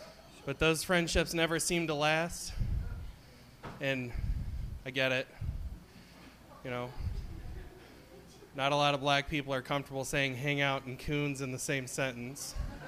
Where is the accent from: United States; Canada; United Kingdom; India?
United States; now in Michigan, United States; I live up in Michigan, but I'm originally from the Kansas-Oklahoma area.